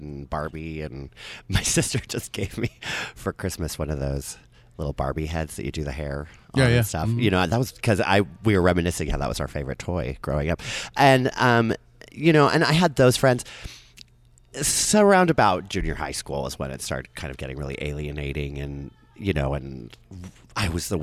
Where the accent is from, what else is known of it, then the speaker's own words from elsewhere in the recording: Salt Lake City, Utah, United States; also born or lived in San Francisco; I was raised up on Foothill and 21st